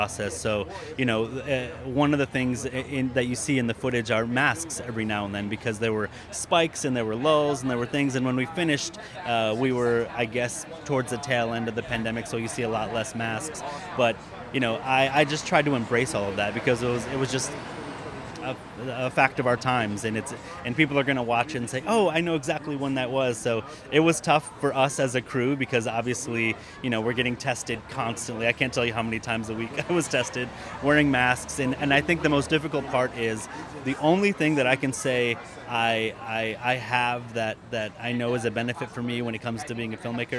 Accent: Michigan, United States; I'm born and raised in Michigan

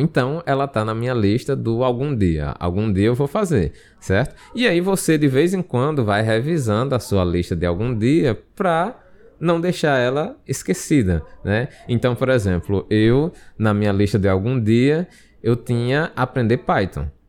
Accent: Brazil; Nós somos brasileiros

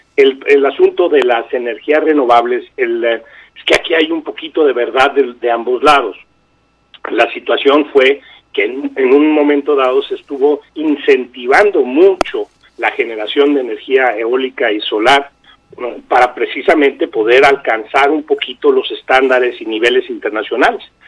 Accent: Mexico; nosotros como mexicanos

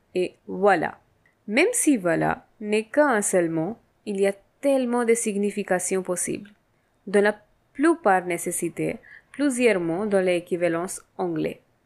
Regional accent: India; French is a second language; je viens de l'Inde

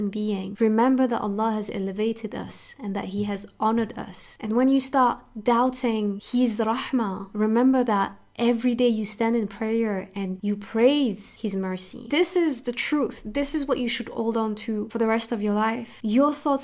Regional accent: France; I grew up in France and I was a victim of discrimination pretty much my entire childhood

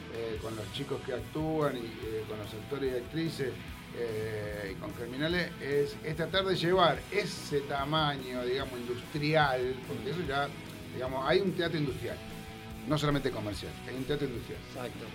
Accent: Rosario, Santa Fe, Argentina; Yo soy de Rosario

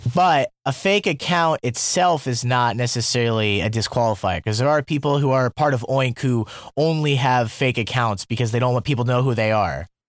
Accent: Iowa, United States; moved away as an adult; also born or lived in Germany / Colombia; now in South Korea; growing up in Iowa

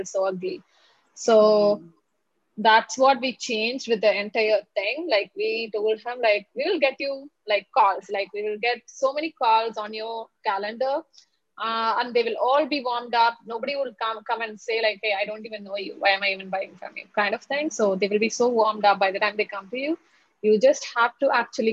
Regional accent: India; I'm from India

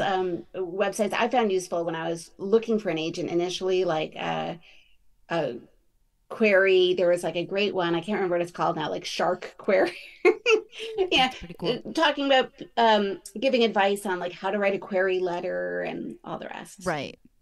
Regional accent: New York City, New York, United States; we grew up in New York City

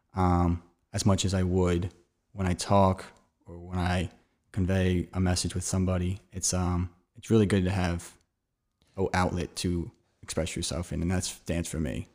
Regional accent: Gilbertsville, Pennsylvania, United States; I'm from Gilbertsville, Pennsylvania. It's outside of Philadelphia

